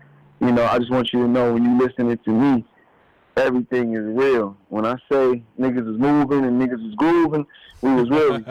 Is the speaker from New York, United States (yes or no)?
yes; Yonkers, New York, United States; I used to live in Slowbomb. I'm from Yonkers, New York, man.